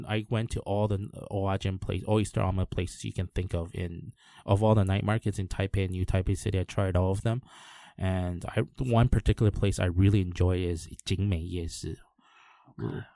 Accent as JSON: {"language": "English", "country": "Canada", "moved": "yes", "lives_now": "Taiwan", "said": "all my friends were basically English speakers back in Canada."}